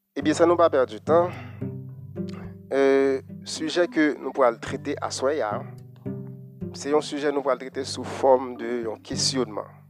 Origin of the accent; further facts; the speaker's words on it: Haiti; chez nous en Haïti